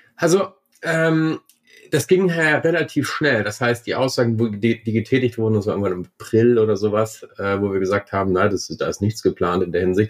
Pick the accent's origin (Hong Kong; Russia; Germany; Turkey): Germany; now in Vienna, Austria; ich bin ja auch Deutscher.